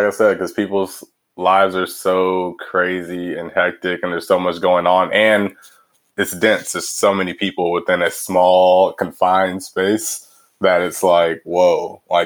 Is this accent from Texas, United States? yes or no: yes; Houston, Texas, United States; moved away as an adult; also born or lived in Los Angeles / London / Cambridge; now in Chicago, United States; where I grew up in Houston was like north, just north of the city